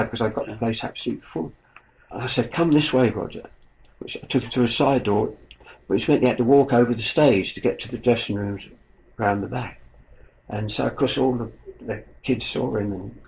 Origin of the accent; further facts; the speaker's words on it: Chelmsford, East of England, United Kingdom; a local corn exchange in my hometown where they held the wrestling